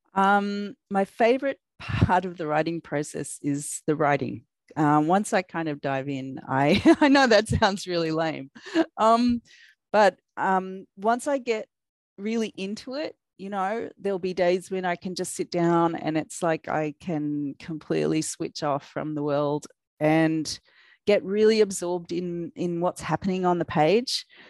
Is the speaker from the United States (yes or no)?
no; Australia; accent: Australian; I am a YA crime author from Australia. If you're wondering what that strange accent is, it's my Australian accent